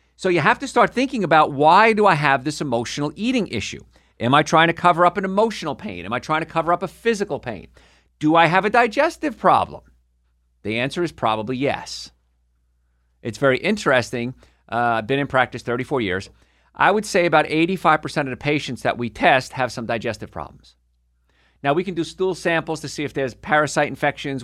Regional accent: Carlstadt, New Jersey, United States; moved away; also born or lived in Hoboken, New Jersey; I'm from Hoboken, New Jersey originally, and grew up in a place called Karlstad

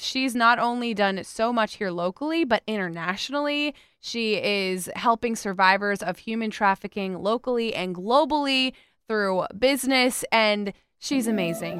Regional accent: West Palm Beach, Florida, United States; West Palm Beach

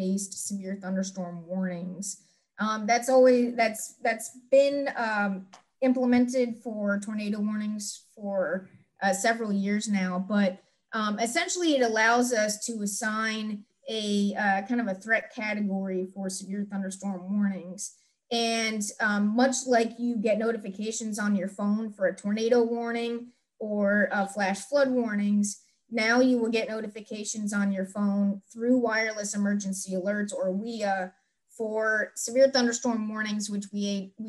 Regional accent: Miami Valley area, Ohio, United States; I wanted to work for my hometown office in Wilmington, Ohio, of course, serving the Miami Valley area, the Cincinnati Tri-State

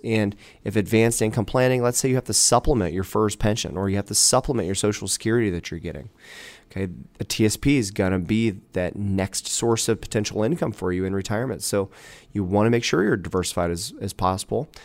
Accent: Dayton, Ohio, United States; also born or lived in Beavercreek, Ohio; I'm born and raised in, in Dayton, Ohio area

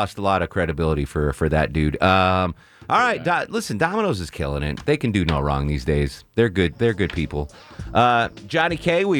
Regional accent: Torrington, Connecticut, United States; I grew up in Torrington, Connecticut. There might have been 45 pizzerias in a population of 30,000. Like there is a pizza place on every corner. So very pizza centric upbringing I had.

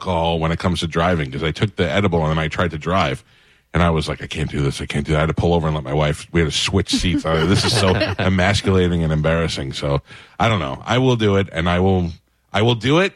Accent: New York City, New York, United States; growing up in New York, I grew up in Staten Island

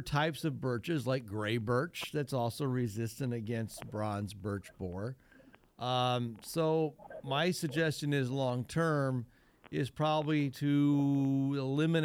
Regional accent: Northwest Ohio, United States; I was raised up in Northwest Ohio

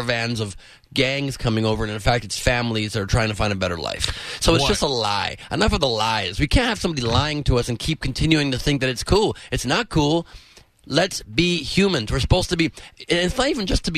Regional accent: Los Angeles, California, United States; also born or lived in San Diego; Los Angeles, born and raised.

